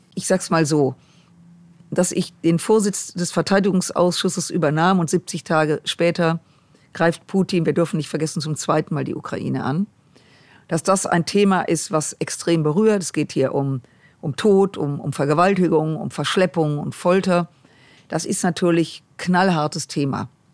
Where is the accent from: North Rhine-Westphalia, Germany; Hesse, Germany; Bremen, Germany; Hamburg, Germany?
North Rhine-Westphalia, Germany; Düsseldorf; ich komme aus Düsseldorf